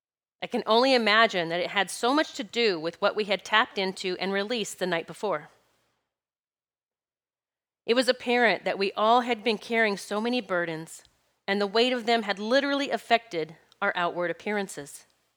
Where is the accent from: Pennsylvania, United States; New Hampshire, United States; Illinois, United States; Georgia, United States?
Pennsylvania, United States; I'm from Pennsylvania.